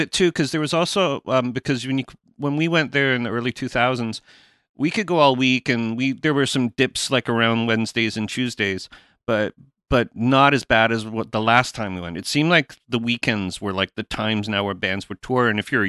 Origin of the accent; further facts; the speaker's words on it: Canada; as a Canadian band, we never toured America ever.